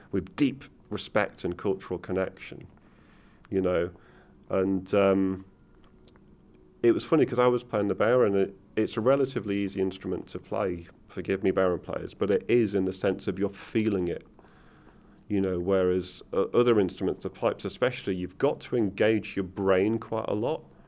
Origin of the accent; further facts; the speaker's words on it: Manchester, North West England, United Kingdom; also born or lived in Liverpool; I was born in Liverpool, but grew up in Manchester